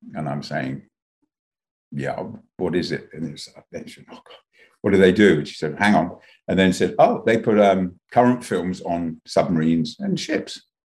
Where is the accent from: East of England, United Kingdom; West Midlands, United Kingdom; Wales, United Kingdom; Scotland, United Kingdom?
East of England, United Kingdom; Luton; also born or lived in London; I grew up in Luton